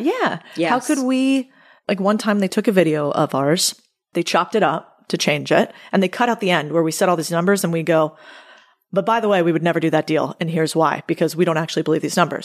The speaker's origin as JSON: {"language": "English", "country": "United States", "said": "I'm American"}